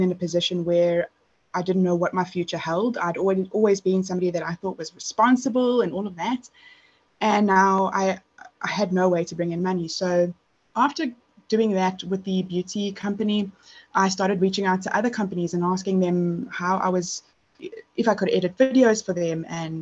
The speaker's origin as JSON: {"language": "English", "country": "South Africa", "said": "I'm South African"}